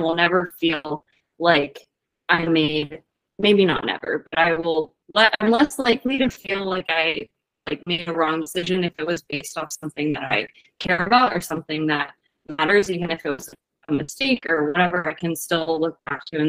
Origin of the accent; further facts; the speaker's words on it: Virginia, United States; moved away as an adult; also born or lived in Hawaii; now in Washington, United States; I moved from Virginia to Hawaii after college, back to Virginia, and then out to Washington.